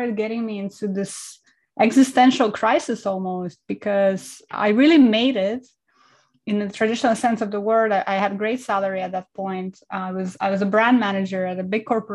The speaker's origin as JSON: {"language": "English", "country": "Estonia", "tie": "born or raised there", "also_born_or_lived": "Kazakhstan", "moved": "yes", "said": "I was born in Kazakhstan, Central Asia, and I grew up in Estonia"}